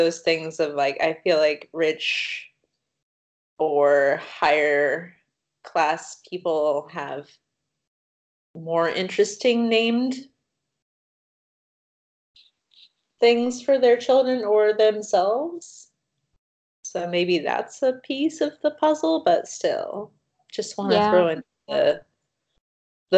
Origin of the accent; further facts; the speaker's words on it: East Coast, United States; As a person growing up on the East Coast